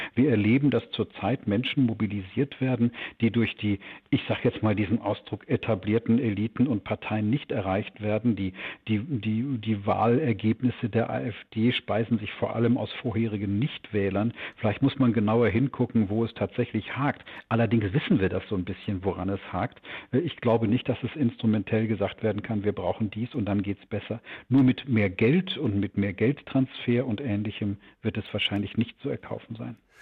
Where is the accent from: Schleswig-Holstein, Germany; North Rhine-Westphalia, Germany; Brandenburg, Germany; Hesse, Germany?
North Rhine-Westphalia, Germany; Gelsenkirchen; moved away as an adult; also born or lived in Tübingen / Bavaria; now in Munich, Germany; Ich bin selbst ein richtiger Wessi, geboren in Tübingen, äh, Abitur in Gelsenkirchen, bayerischer Staatsbeamter